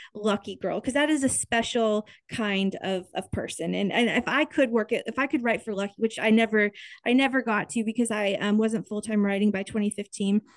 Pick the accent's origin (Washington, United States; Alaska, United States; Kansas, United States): Kansas, United States; Topeka; growing up in Kansas at, at this time